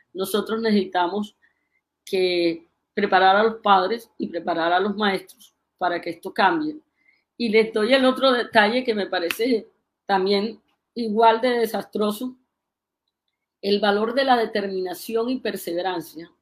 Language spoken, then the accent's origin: Spanish; Colombia; ¿Cómo somos los colombianos?